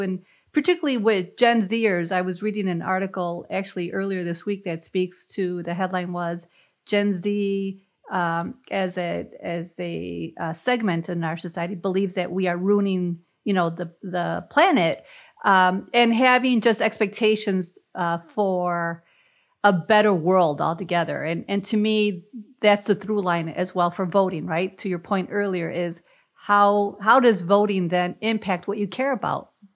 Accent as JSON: {"language": "English", "town": "Chicago", "region": "Illinois", "country": "United States", "tie": "born or raised there", "moved": "yes", "said": "growing up in Chicago and the barrio"}